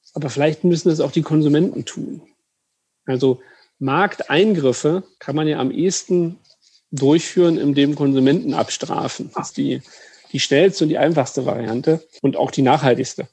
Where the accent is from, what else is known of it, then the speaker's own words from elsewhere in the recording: Brandenburg, Germany; Ich bin äh, geborener Brandenburger